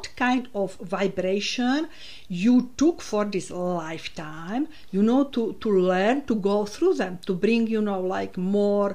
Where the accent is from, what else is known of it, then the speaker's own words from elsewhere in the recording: Slovakia; English is a second language; moved away as an adult; now in Isle of Man; I was born in Slovakia